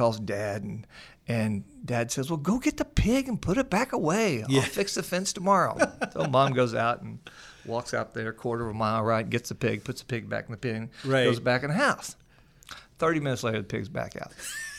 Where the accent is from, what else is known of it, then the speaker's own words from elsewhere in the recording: Missouri, United States; you know that I grew up in the Midwest, a little town outside of Springfield, Missouri, a little dairy community.